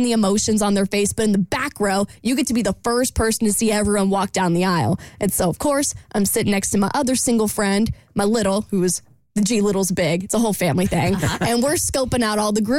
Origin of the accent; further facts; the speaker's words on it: Jacksonville, United States; moved away; my hometown of Jacksonville